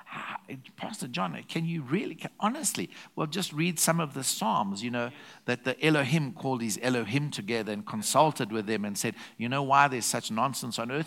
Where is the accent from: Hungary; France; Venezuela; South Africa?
South Africa; I'm a South African national, but I'm a citizen of heaven